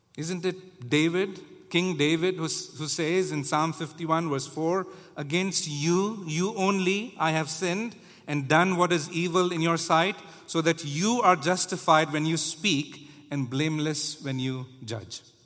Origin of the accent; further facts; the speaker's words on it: India; now in United States; I was growing up in India